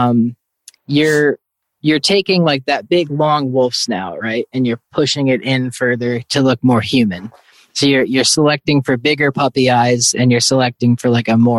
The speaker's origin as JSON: {"language": "English", "town": "New York City", "region": "New York", "country": "United States", "tie": "born or raised there", "moved": "yes", "said": "when I grew up in New York City"}